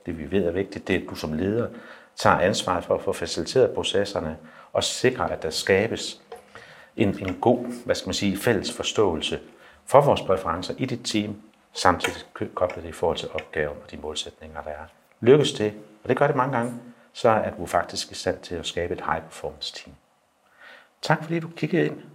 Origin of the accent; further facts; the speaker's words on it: Skødstrup, Central Denmark Region, Denmark; Nu kommer jeg selv fra Skødstrup